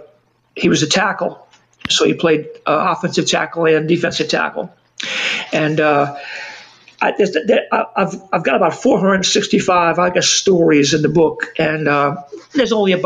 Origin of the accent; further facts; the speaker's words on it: New Orleans, Louisiana, United States; if you come to New Orleans, you're not aware, we don't speak like we're from the South so much as we speak like we're from New York City.